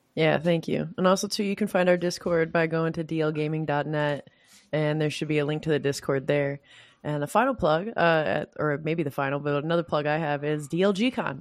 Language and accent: English; Michigan, United States; I come from Michigan